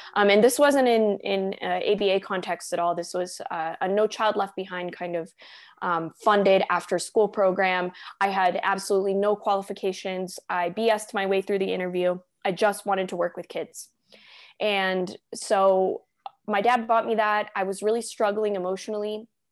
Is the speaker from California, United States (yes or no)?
yes; Southern California, United States; moved away as an adult; now in Denver, United States; I moved from Southern California, which is where I grew up and spent most of my life